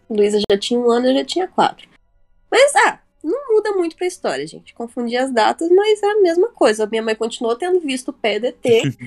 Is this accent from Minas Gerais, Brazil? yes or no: yes; Varginha, Minas Gerais, Brazil; moved away as an adult; eu e o Felipe somos de Varginha